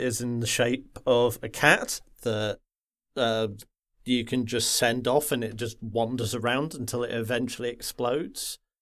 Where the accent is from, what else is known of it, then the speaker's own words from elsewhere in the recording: the Wirral, North West England, United Kingdom; I grew up in the Wirral, which is that little nub that sticks uh, sticks out between uh, Liverpool and Wales